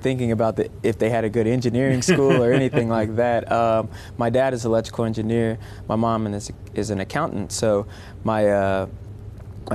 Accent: Kansas City, Missouri, United States; moved away; also born or lived in Evansville, Indiana; I was raised in Kansas City, Missouri from the age of five through high school

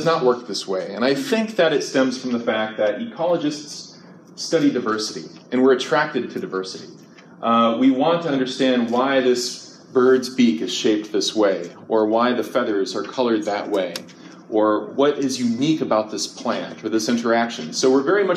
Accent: Ohio, United States; now in Central California, United States; I grew up in Ohio

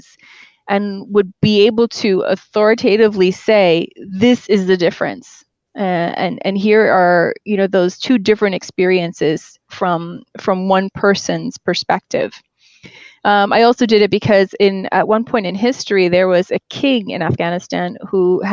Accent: United States; also born or lived in Queens, New York / New Jersey / upstate New York / Brooklyn; I was born and raised in the United States

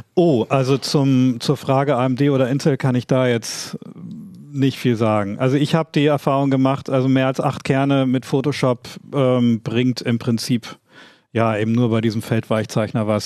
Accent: East Frisia, Lower Saxony, Germany; dass ich Ostfriese bin

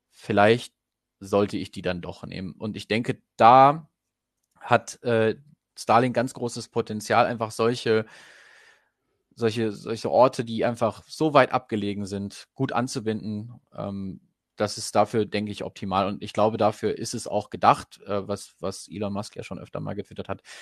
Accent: Goslar, Lower Saxony, Germany; Ich komme ja ursprünglich aus Goslar und habe das dann relativ relativ schnell irgendwie durch lokale Nachrichten auch mitbekommen.

